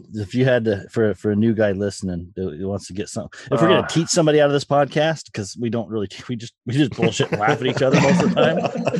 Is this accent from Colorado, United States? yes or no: yes; Colorado, United States; moved away; Since I was a kid, I grew up in Colorado